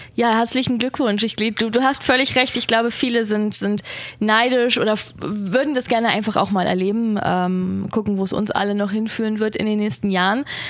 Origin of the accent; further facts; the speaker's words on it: Germany; wir sind aus Deutschland